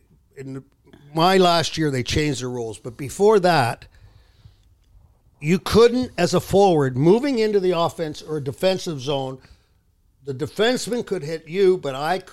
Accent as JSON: {"language": "English", "town": "Toronto", "region": "Ontario", "country": "Canada", "tie": "born or raised there", "said": "I grew up in Toronto."}